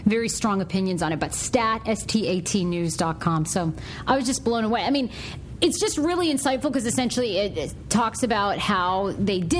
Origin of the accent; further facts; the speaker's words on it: Wiscasset, Maine, United States; I grew up in Wiscasset, Maine, with a graduating class of 98 people